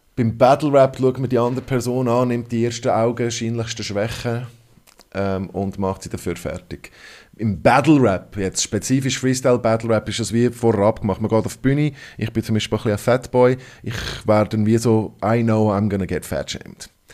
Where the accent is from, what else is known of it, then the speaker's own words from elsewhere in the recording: Hong Kong; first language English; German is a second language; now in Switzerland; Das ist meine Muttersprache. Ich bin in Hongkong aufgewachsen